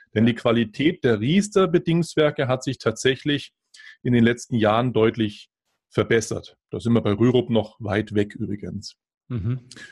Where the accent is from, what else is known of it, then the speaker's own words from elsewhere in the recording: Germany; bei uns in Deutschland